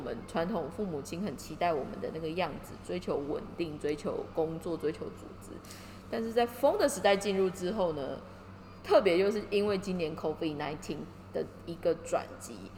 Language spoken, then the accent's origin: Chinese; Taiwan; 身为台湾人